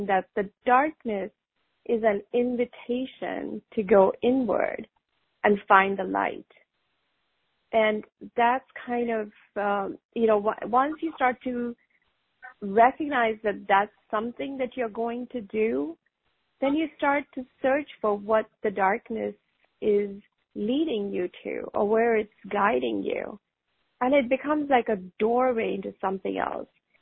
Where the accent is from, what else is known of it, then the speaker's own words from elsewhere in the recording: North India, India; moved away as an adult; also born or lived in England; now in United States; I grew up in India. I grew up pretty much most of my life in North India until I went to study in England for a year for my master's degree. And then I came to the U.S.